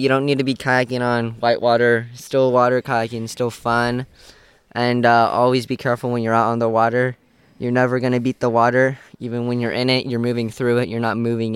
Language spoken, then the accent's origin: English; Ashland, Oregon, United States; I'm from Ashland, Oregon